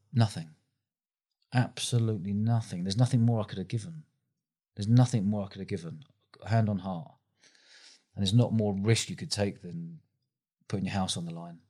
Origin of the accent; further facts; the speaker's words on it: London, United Kingdom; moved away as an adult; now in Bournemouth, United Kingdom; I grew up in London